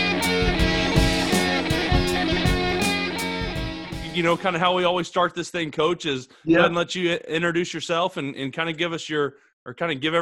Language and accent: English; Oklahoma, United States; I'm from Oklahoma